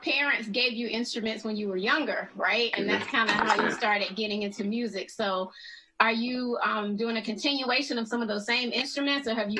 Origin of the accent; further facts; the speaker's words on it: Atlanta, Georgia, United States; because I'm from Atlanta